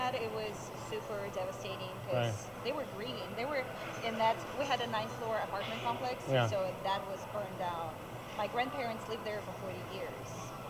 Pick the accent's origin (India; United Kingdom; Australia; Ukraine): Ukraine; Donbas; English is a second language; moved away as an adult; also born or lived in Kyiv, Ukraine; now in Santa Cruz, United States; But we are from the Donbas